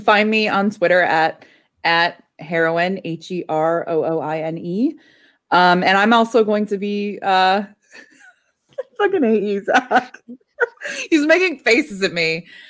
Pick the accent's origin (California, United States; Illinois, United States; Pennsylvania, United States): Illinois, United States; Chicago; as a Chicagoan